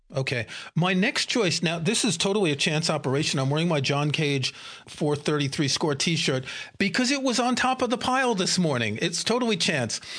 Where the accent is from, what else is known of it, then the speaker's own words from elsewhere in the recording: New York City, New York, United States; I grew up in New York City and I never went to a jazz club